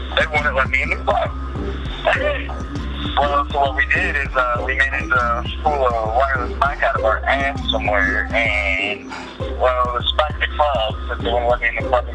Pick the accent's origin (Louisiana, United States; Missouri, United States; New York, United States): Missouri, United States; St. Louis; my hometown away from St. Louis